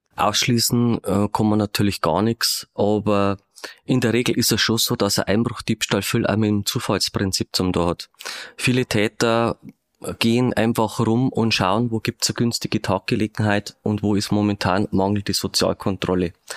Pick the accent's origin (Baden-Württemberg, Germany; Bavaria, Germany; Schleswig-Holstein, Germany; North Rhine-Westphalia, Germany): Bavaria, Germany; Regensburg; moved away; ich bin in Ringsburg geboren, habe zwar dann eine Zeit lang nicht mehr in Regensburg gewohnt